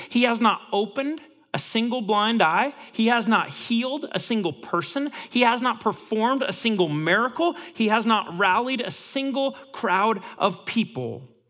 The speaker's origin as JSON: {"language": "English", "town": "Bellingham", "region": "Washington", "country": "United States", "moved": "yes", "lives_now": "Seattle, United States", "said": "I'm from Bellingham"}